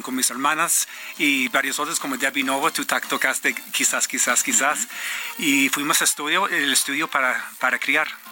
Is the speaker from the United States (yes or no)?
yes; Detroit, Michigan, United States; Spanish is a second language; yo crecí en Detroit